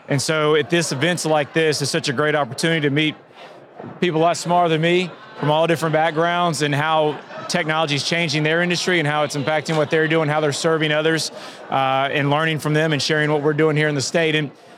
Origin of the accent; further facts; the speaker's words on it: New Orleans, Louisiana, United States; moved away; being born in New Orleans and having roots down in South Louisiana